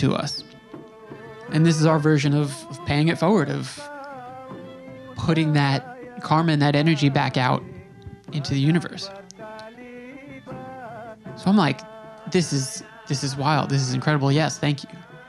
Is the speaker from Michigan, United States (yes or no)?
no; New York, United States; I'm from New York